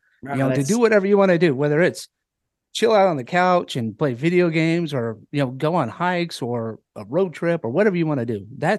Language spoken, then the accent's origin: English; Oklahoma, United States; now in Santee, United States; I'm from Oklahoma, so I know, like, boringness.